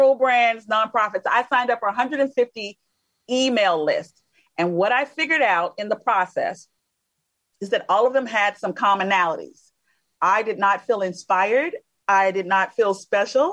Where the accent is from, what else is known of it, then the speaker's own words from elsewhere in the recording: Alabama, United States; I'm originally from Alabama